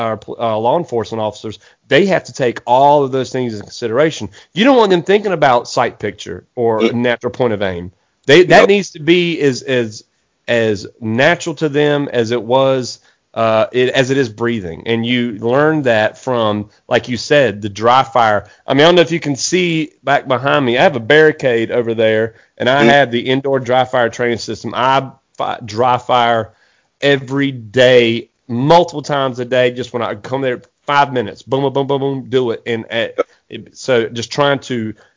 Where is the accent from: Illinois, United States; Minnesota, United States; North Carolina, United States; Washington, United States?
North Carolina, United States; Eastern; I live in Eastern North Carolina